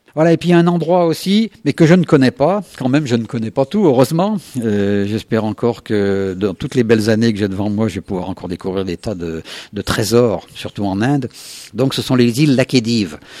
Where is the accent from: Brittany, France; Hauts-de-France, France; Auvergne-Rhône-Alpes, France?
Auvergne-Rhône-Alpes, France; Isère; je suis de l'Isère